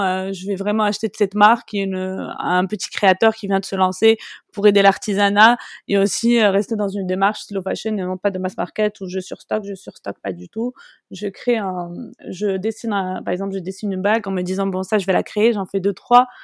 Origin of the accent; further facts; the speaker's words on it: Morocco; je suis marocaine et je voulais vraiment représenter mon pays